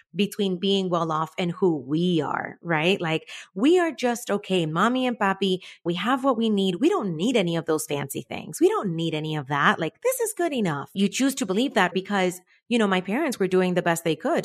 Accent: Cuba; moved away; I was born in Cuba

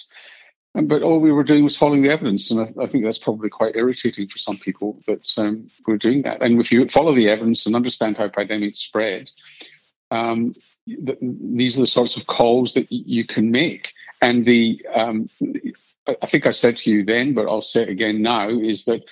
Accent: Scotland, United Kingdom; now in Australia; being born Scottish and Jewish

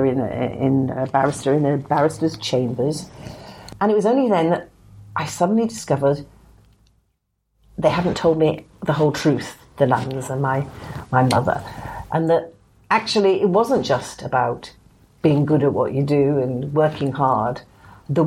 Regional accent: Liverpool, North West England, United Kingdom; I was brought up in Liverpool, in an ordinary working class family there.

